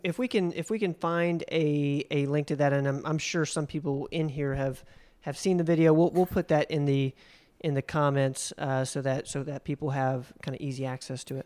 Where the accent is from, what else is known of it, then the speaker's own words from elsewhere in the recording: Spartanburg, South Carolina, United States; I was born in South Carolina, um, in Spartanburg